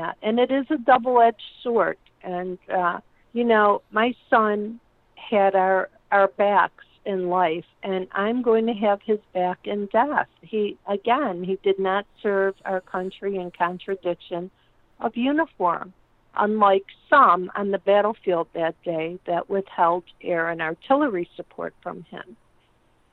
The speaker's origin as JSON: {"language": "English", "country": "United States", "said": "I'm an American"}